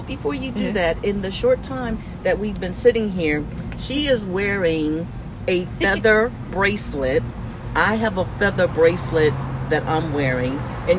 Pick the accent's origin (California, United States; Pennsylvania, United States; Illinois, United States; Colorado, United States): Pennsylvania, United States; Philadelphia; I grew up in, well, a lot of places. But my formative years, teenage years, I grew up in Philadelphia.